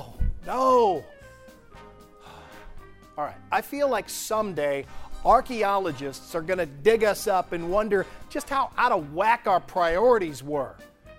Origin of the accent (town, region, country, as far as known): St. Louis, Missouri, United States; born or raised there; moved away; also born or lived in Wisconsin